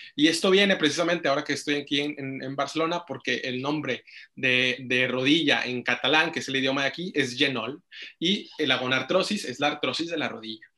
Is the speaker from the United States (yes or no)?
no; Monterrey, Nuevo León, Mexico; moved away; soy originario de Monterrey, Nuevo León